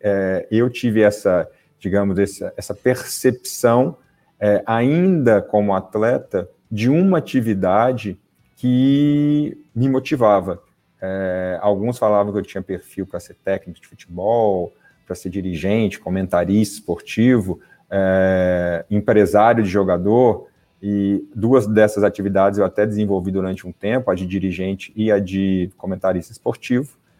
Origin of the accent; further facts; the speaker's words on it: Belo Horizonte, Minas Gerais, Brazil; moved away as an adult; also born or lived in São Paulo; Sou de Belo Horizonte, é, fiz a minha categoria de base no América Mineiro